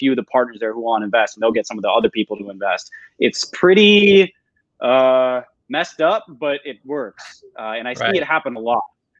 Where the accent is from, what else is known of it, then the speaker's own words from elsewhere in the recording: Minnesota, United States; moved away; like I'm from Minnesota originally.